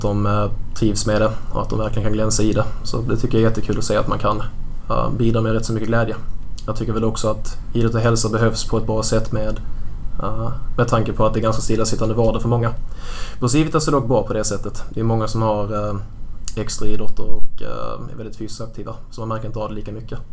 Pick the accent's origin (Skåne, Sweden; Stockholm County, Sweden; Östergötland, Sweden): Skåne, Sweden; Stehag; Jag är uppvuxen i Mellanskåne i en liten, eh, liten ort som heter Stehag